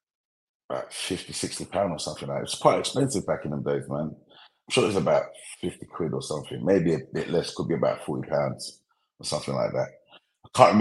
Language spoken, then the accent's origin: English; London, United Kingdom; the era that I grew up in Brixton, South London